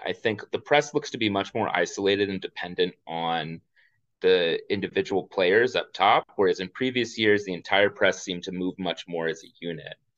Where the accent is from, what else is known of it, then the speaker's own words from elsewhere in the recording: Houston, Texas, United States; moved away as an adult; now in New Jersey, United States; I'm actually from Houston originally